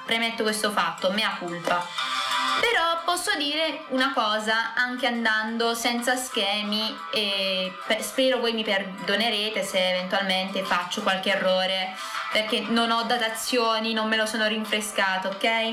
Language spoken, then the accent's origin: Italian; Scicli, Sicily, Italy; del mio paesino, del paesino di Scicli